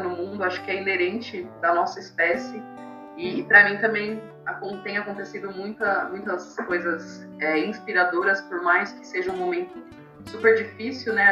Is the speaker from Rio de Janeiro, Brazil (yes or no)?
no; São Paulo, Brazil; also born or lived in Taboão da Serra; Campo Limpo, Zona Sul, é, Tabuão onde eu cresci, nasci, né? Eu fui morar no Taboão pequena, depois estou no Campo Limpo